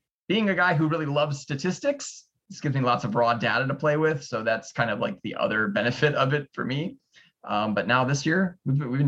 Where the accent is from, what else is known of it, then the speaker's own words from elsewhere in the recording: Lake County, Illinois, United States; I grew up here in Lake County, Illinois